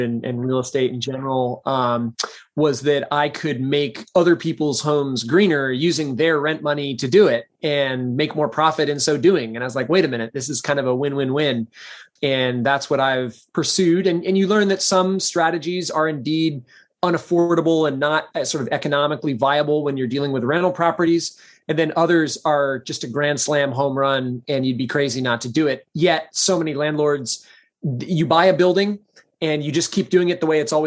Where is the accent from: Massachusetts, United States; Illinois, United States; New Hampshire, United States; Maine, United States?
Maine, United States; Portland; also born or lived in Minnesota / Bolivia; I was born in Portland, Maine